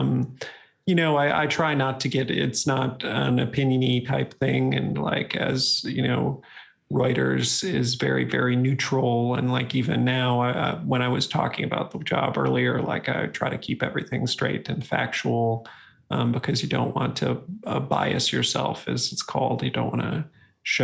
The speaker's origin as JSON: {"language": "English", "region": "Wisconsin", "country": "United States", "tie": "born or raised there", "said": "I grew up in Wisconsin near University of Wisconsin-Madison"}